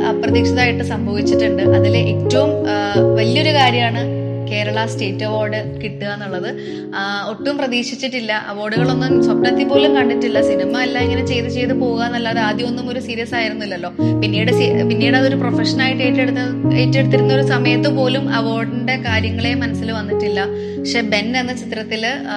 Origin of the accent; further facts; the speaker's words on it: Ernakulam, Kerala, India; ഞാൻ ജനിച്ചതും പഠിച്ചതും വളർന്നതും ഒക്കെ എറണാകുളത്ത് തന്നെയാണ്